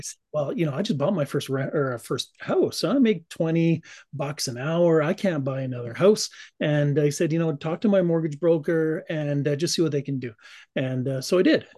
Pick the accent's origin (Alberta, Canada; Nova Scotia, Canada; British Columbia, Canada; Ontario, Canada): Alberta, Canada; Calgary; now in Cranbrook, Canada; I was born and raised in Calgary